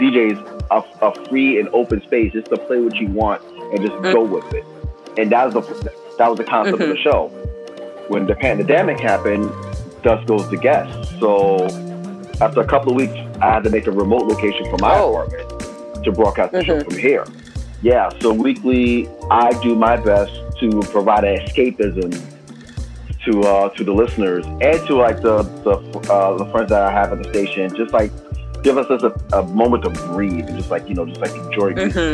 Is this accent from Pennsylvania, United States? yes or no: no; New York City, New York, United States; I was born and raised in New York, all five boroughs